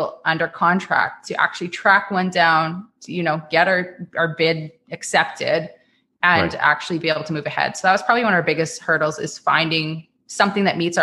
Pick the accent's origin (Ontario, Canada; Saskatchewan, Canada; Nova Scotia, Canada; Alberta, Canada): Saskatchewan, Canada; Regina; I grew up in Regina. I was born and raised there.